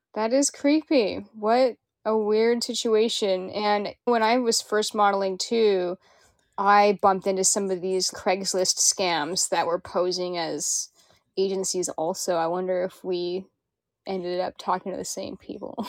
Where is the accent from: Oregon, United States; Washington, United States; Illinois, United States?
Washington, United States; Kenmore; also born or lived in Renton, Washington; I grew up in Kenmore, and I have lived in Renton a lot lately